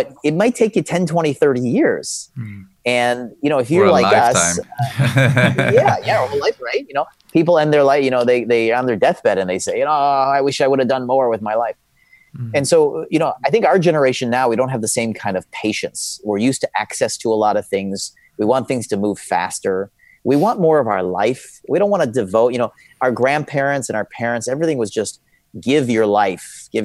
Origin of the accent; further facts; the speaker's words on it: Chicago, Illinois, United States; I grew up in a city called Chicago